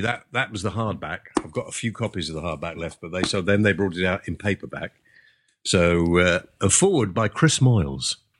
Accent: England, United Kingdom; also born or lived in Wales; being English

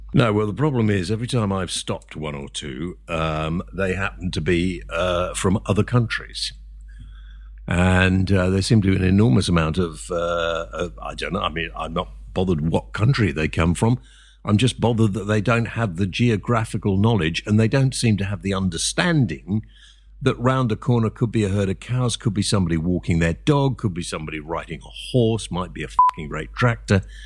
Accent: England, United Kingdom; I'm half Welsh, so, uh, but I've always lived in England

